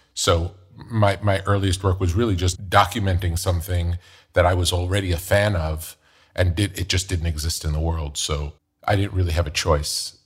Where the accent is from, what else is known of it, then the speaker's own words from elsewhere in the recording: New York, United States; growing up in New York